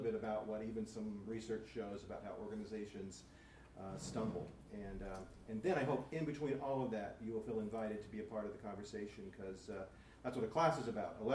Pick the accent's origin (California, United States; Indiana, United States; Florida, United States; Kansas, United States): California, United States; Bakersfield; When I was a little boy, and I mean a really little boy, I grew up in Bakersfield